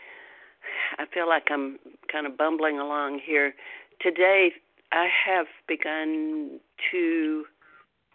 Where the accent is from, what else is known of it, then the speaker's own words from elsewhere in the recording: Deep South, United States; I grew up in the Deep South, which used to be referred to as the Bible Belt